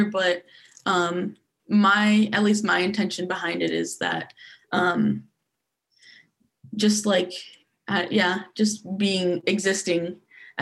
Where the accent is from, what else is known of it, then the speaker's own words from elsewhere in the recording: Grand Haven, Michigan, United States; also born or lived in Arizona; we moved to Grand Haven when I was younger, and throughout my whole like K through 12 experience